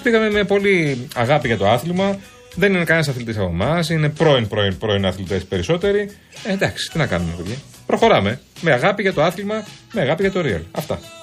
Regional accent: Athens, Attica, Greece; εμεί που είμαστε Αθηναίοι

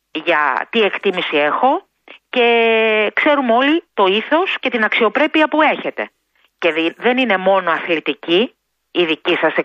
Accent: Greece; Τι κάνουμε εμείς σαν γονείς, σαν Έλληνες, σαν οικογένεια.

